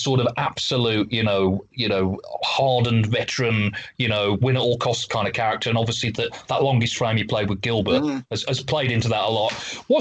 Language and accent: English; Walsall, West Midlands, United Kingdom; I grew up in Walsall in the West Midlands in England